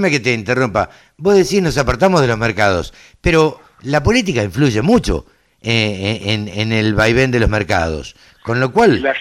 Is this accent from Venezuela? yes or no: no; Argentina; somos ansiosos los argentinos.